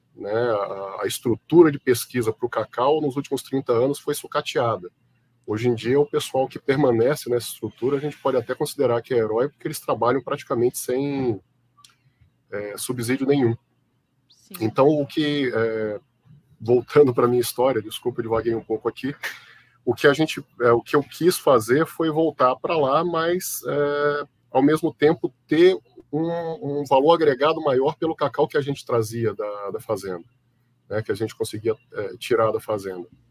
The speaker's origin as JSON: {"language": "Portuguese", "town": "Itabuna", "region": "Bahia", "country": "Brazil", "tie": "born or raised there", "also_born_or_lived": "Belo Horizonte, Minas Gerais / Salvador, Bahia / São Carlos, São Paulo", "moved": "as an adult", "lives_now": "São Paulo, Brazil", "said": "Eu fui criado na Bahia, em Itabuna, depois em Salvador"}